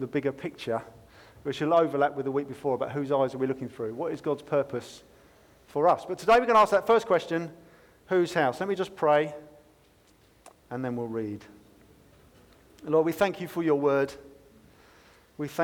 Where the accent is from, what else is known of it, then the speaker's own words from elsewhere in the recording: United Kingdom; we're British